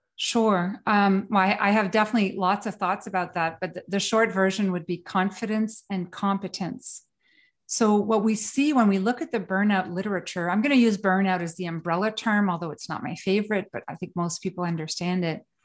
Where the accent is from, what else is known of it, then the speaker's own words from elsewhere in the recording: northern Quebec, Canada; also born or lived in Sweden / New York City / England; now in Kingston, Canada; I was born in northern Quebec